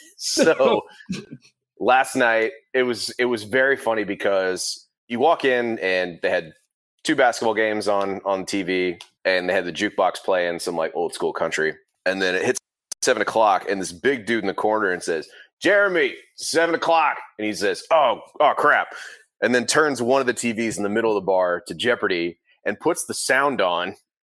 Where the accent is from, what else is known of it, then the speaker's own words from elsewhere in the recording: Midwest, United States; as a Midwesterner myself